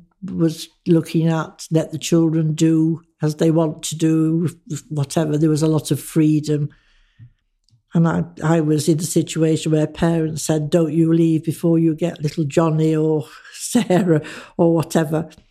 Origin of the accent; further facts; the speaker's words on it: Manchester, North West England, United Kingdom; moved away as an adult; also born or lived in Birmingham / Sutton Coldfield / Leeds; now in Harrogate, United Kingdom; when I left school, which was a school run by nuns in Manchester